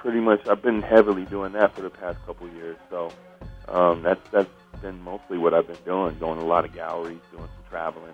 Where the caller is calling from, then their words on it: Los Angeles, California, United States; Los Angeles, at home.